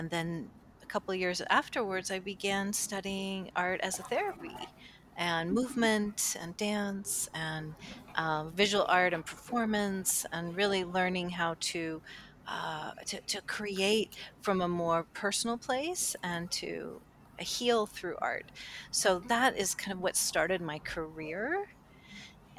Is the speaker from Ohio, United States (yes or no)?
yes; Cleveland, Ohio, United States; I grew up in Cleveland, Ohio at the time